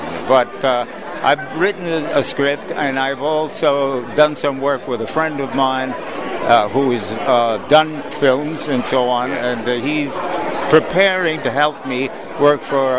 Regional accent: New York, United States; moved away; From a kid from Brooklyn.

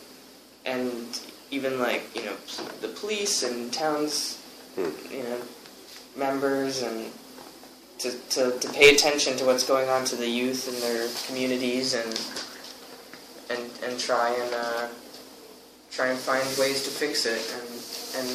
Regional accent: Connecticut, United States; also born or lived in New Jersey; for high school and until now, I've been in Connecticut

